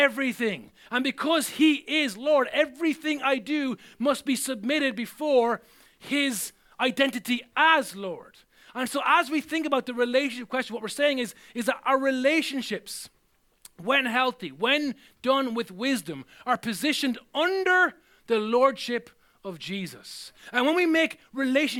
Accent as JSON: {"language": "English", "country": "Ireland", "said": "I'm still Irish wherever I go"}